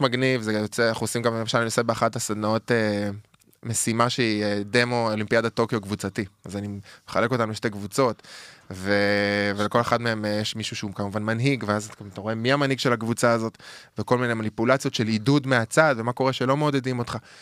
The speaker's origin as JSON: {"language": "Hebrew", "town": "Jerusalem", "region": "Jerusalem District", "country": "Israel", "tie": "born or raised there", "moved": "yes", "said": "גדלתי שם, עם הורים ירושלמים אותנטיים"}